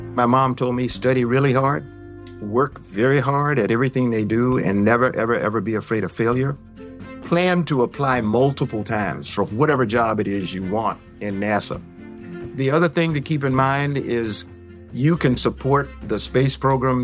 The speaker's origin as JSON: {"language": "English", "town": "Columbia", "region": "South Carolina", "country": "United States", "tie": "born or raised there", "also_born_or_lived": "Los Angeles", "moved": "as an adult", "said": "I'm a product of the Jim Crow South. I was born in Columbia, South Carolina"}